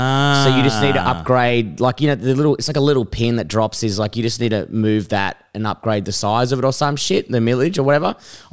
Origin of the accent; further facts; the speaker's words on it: England, United Kingdom; We're English